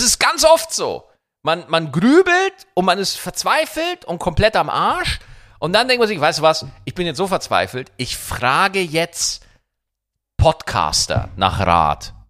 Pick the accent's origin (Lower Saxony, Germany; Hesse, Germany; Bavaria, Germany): Bavaria, Germany; wo ich ja aufgewachsen bin in Bayern